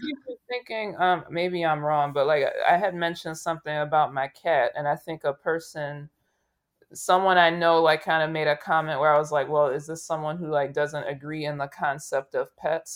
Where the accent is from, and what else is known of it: United States